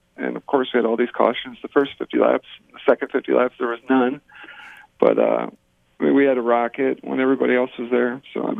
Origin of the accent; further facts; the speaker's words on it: Burbank, Ohio, United States; Burbank, Ohio. I mean, it might have 500 people in it.